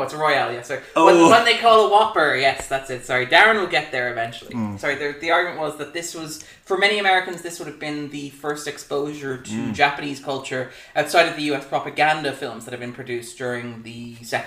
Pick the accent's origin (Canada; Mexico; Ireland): Ireland; We are Irish people